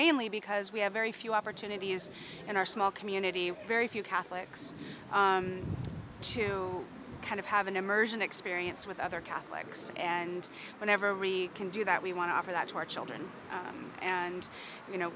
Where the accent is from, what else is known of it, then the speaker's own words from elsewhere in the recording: Lopez Island, Washington, United States; my family, we are from Lopez Island, Washington.